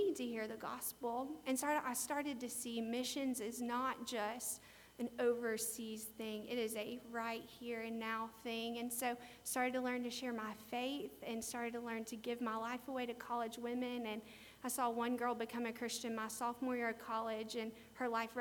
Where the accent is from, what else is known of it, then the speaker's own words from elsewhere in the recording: United States; I'm an American